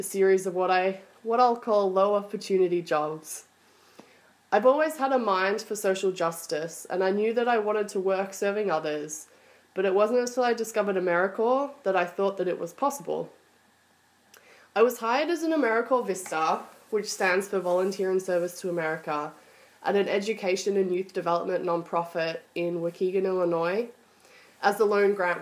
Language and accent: English; Australia; moved away as an adult; also born or lived in Melbourne, Australia; now in United States; I am originally from Australia, although I spent my early years living in the US.